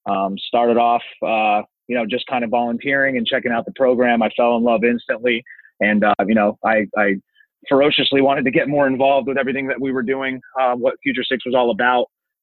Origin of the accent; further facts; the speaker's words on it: Northeast, United States; I come from the Northeast. It's a little bit different of an area up there. It's a small town. Everybody knows everybody.